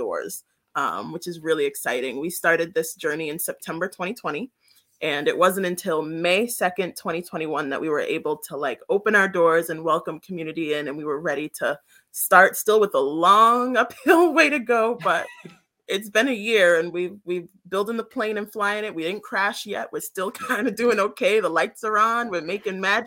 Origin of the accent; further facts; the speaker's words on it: Worcester, Massachusetts, United States; also born or lived in Brooklyn, New York; I'm from Brooklyn, New York. That's where I was born, but I mainly grew up in Worcester